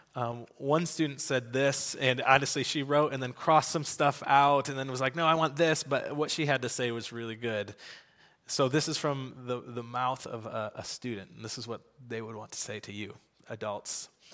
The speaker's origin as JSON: {"language": "English", "country": "United States", "tie": "born or raised there", "said": "I grew up in America going to, uh, to church"}